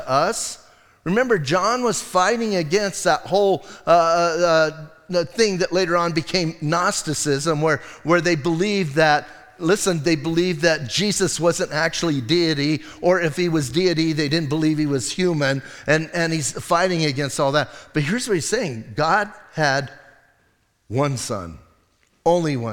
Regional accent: Bisbee, Arizona, United States; I'm from Bisbee.

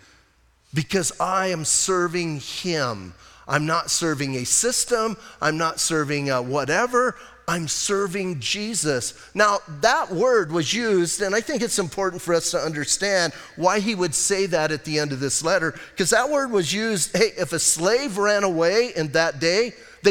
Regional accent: Bisbee, Arizona, United States; Growing up in Bisbee, we had rock fights.

